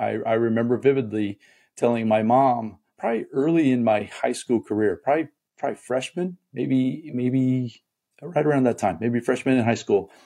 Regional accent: Muncie, Indiana, United States; also born or lived in Fort Wayne, Indiana; I was born in a town called Fort Wayne, Indiana, which is northeast Indiana. But I consider my hometown where I was raised in a town called Muncie, Indiana

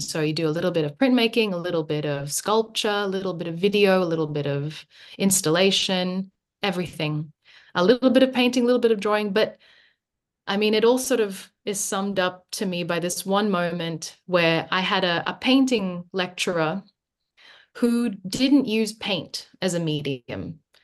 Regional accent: Sydney, New South Wales, Australia; also born or lived in Manila, Philippines; I came here when I was nine

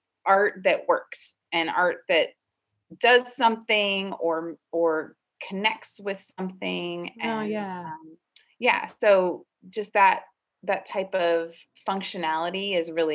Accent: Los Angeles, California, United States; I grew up in the South Bay, and it wasn't very urban where I grew up, and it was pretty much a suburban beach town lifestyle

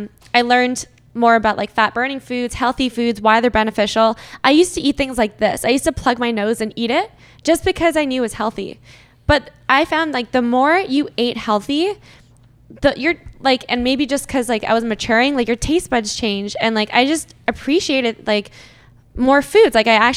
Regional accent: Boston, Massachusetts, United States; now in Toronto, Canada; I grew up in the States actually. I'm from Boston. I grew up for 10 years.

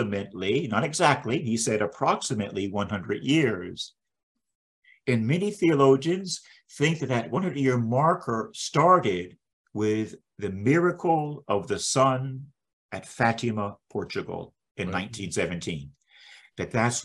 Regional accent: Tampa, Florida, United States; I'm born and raised in Tampa, Florida.

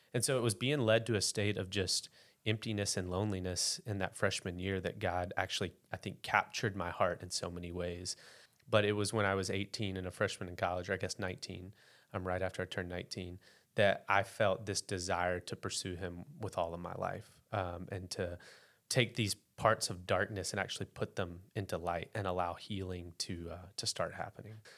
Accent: West Memphis, Arkansas, United States; now in Bentonville, United States; So I grew up in West Memphis, Arkansas, a couple miles from, uh, Memphis, Tennessee.

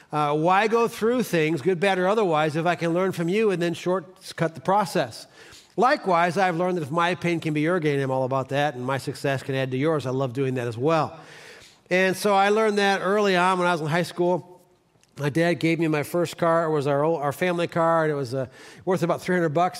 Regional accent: Cleveland, Ohio, United States; I'm from Cleveland

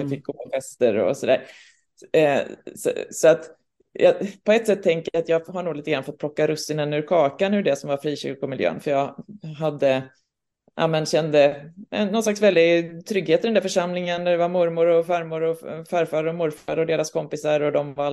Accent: Östersund, Jämtland, Sweden; also born or lived in Gothenburg; now in Stockholm, Sweden; Jag kommer från Östersund och Göteborg så att eh, jag känner mig liksom, ja nu har jag ju bott i Stockholm

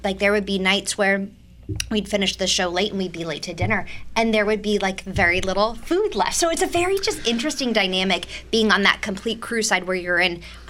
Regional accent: California, United States; moved away; I'm from the West Coast

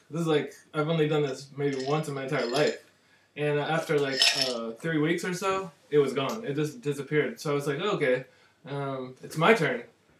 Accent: New Jersey, United States; moved away as an adult; now in Japan; I'm from New Jersey, actually.

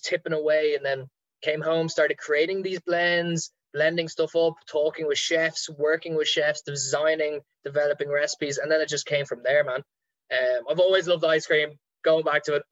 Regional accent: Ireland; our Irish people

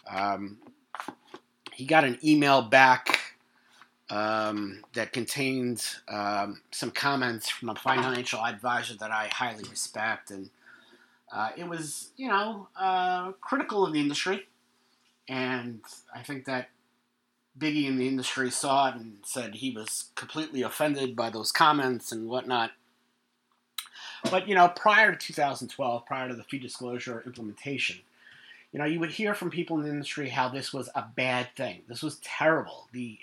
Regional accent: New York, United States; I'm from New York. We are not laid back people

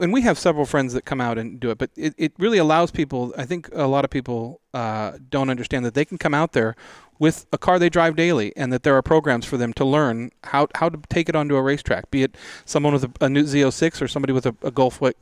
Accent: Spokane, Washington, United States; I grew up in Spokane.

